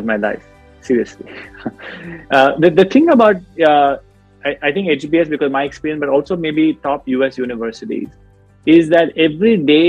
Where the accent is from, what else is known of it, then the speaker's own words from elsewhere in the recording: Chennai, Tamil Nadu, India; I grew up in a South Indian family. I grew up in Chennai.